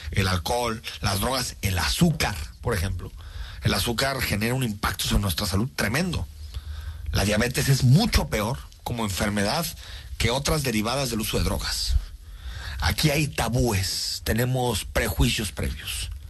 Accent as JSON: {"language": "Spanish", "country": "Mexico", "said": "cuando viajamos por el mundo, una de las primeras cosas que nos reconocen como mexicanos es precisamente este ícono de nuestra cultura."}